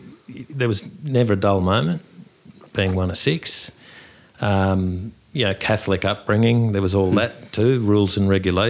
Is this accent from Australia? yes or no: yes; Sydney, New South Wales, Australia; my background, I'm a Dulwichell boy.